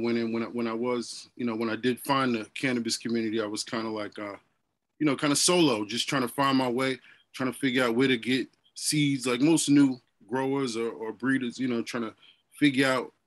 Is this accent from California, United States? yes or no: no; New Jersey, United States; I'm originally from Jersey